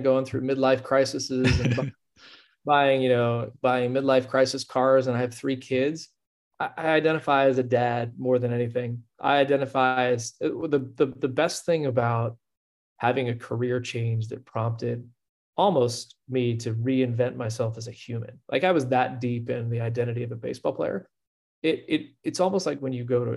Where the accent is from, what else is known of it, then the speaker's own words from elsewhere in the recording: Houston, Texas, United States; moved away as an adult; also born or lived in Austin, Texas / Stanford, California; where I grew up in Houston